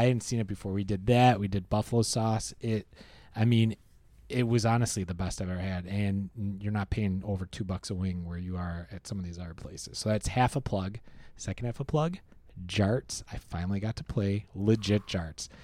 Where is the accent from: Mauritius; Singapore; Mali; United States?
United States; Rochester, New York; I grew up in Rochester